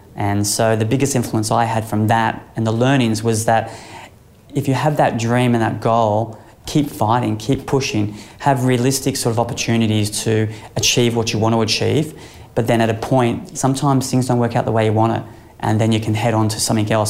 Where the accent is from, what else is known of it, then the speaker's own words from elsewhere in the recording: Sunshine Coast, Queensland, Australia; growing up on the Sunshine Coast